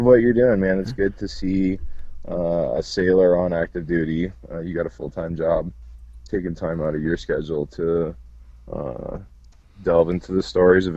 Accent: Port Aransas, Texas, United States; moved away; also born or lived in Salt Lake City, Utah; We moved to Port Aransas, Texas, and spent most of my childhood there on the coast

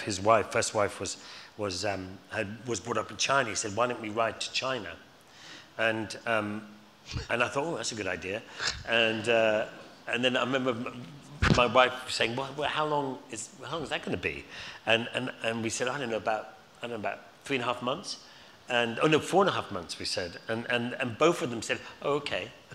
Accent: Scotland, United Kingdom; also born or lived in London, United Kingdom; now in Surrey Hills, United Kingdom; being Scottish

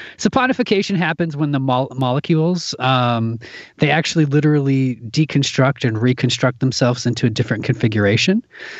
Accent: Midwest, United States; now in Minneapolis, United States; I come from the Midwest. I live in Minneapolis, Minnesota, and there's a ton of theater here.

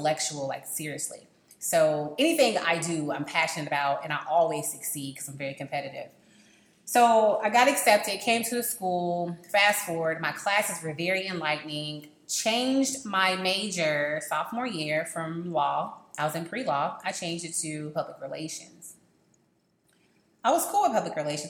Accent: Raleigh, North Carolina, United States; moved away as an adult; now in Atlanta, United States; I'm coming from Raleigh, North Carolina.

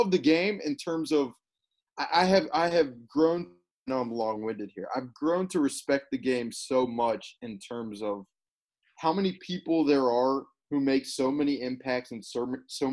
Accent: Birmingham, Alabama, United States; moved away; also born or lived in Missouri; I grew up in Alabama

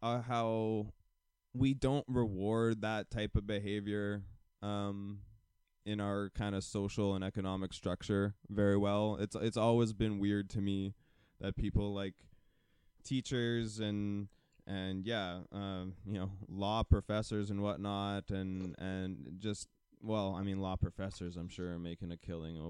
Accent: United States; I mean, I'm American as well, but, like, there's still only so much I can do without actually, like, moving myself.

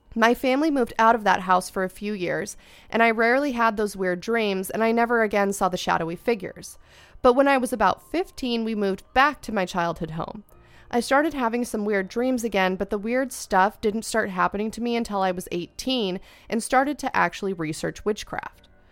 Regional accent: Ventura County, California, United States; I am also from Ventura County

